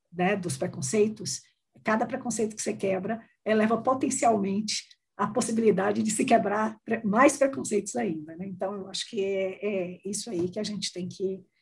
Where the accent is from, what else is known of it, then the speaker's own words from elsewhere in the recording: Northeast Region, Brazil; Eu sou uma mulher branca, mas eu sou mulher, e eu sou nordestina, então eu sou mulher nordestina.